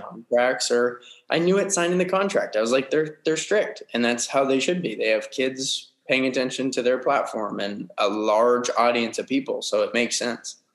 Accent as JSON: {"language": "English", "town": "Las Vegas", "region": "Nevada", "country": "United States", "tie": "born or raised there", "said": "grew up in uh, Las Vegas, Nevada"}